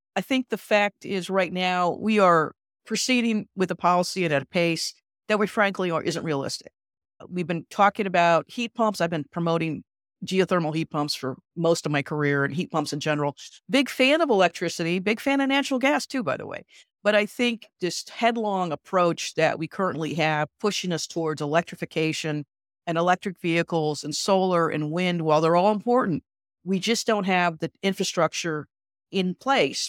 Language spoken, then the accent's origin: English; Midwest, United States; I'm from the Midwest, I say roof